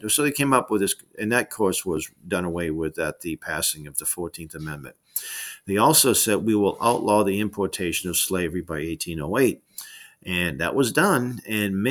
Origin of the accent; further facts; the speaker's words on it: Massachusetts, United States; I'm from Massachusetts.